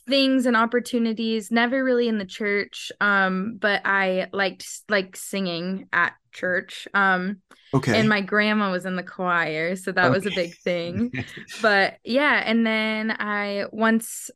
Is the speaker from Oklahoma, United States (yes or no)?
yes; Oklahoma, United States; I'm actually from Oklahoma.